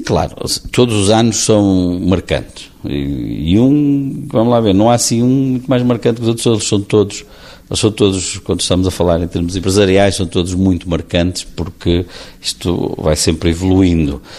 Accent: Portugal; como portugueses

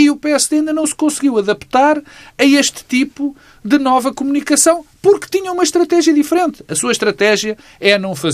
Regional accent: Norte, Portugal; teve aquelas coisas que nós todos conhecemos de eu sou do Alto Minho

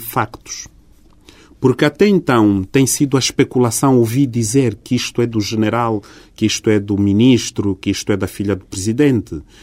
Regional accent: Angola; estou a agir para o bem do meu país e para o bem do meu povo e tenho uma relação de grande carinho e de grande interesse como angolano

